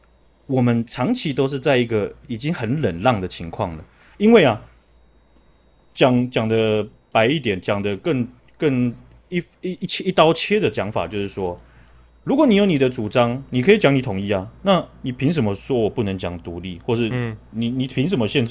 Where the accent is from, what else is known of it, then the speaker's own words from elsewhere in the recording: Taiwan; 变动的都是我们台湾人呢、啊，这样我们就白痴了。